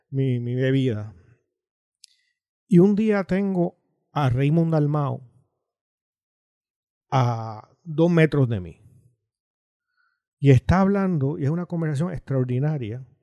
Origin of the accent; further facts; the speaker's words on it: Puerto Rico; yo no nací en Puerto Rico, pero de muy temprano supe de dónde era.